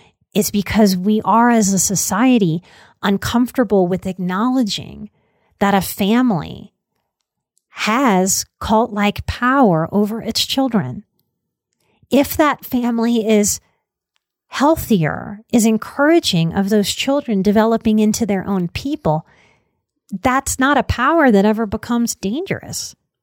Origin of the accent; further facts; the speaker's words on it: Deep South, United States; I am from the Deep South. I was raised with a lot of fear around drugs.